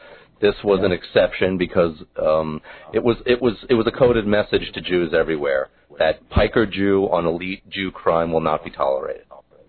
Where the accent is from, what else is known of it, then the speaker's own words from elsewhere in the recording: New York City, New York, United States; I grew up in New York City